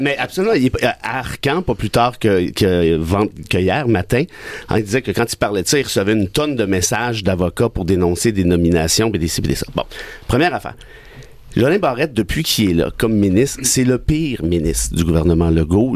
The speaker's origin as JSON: {"language": "French", "town": "Mont-Laurier", "region": "Quebec", "country": "Canada", "tie": "born or raised there", "moved": "yes", "said": "je, reste en contact avec ma région natale, à Mont-Laurier"}